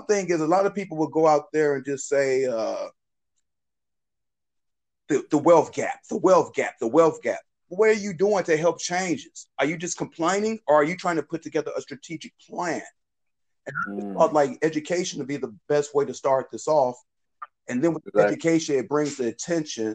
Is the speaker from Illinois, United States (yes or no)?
yes; Chicago, Illinois, United States; I'm from the South Side of Chicago